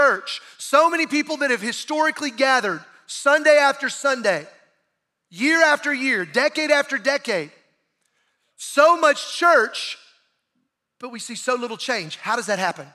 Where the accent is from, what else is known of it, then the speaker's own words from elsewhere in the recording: Bible Belt South, United States; growing up in the Bible Belt South